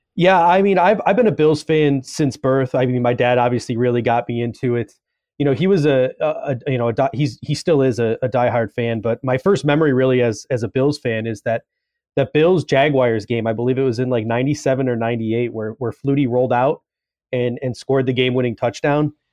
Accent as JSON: {"language": "English", "town": "Grand Island", "region": "New York", "country": "United States", "tie": "born or raised there", "said": "I was actually born and raised in, in Grand Island, New York"}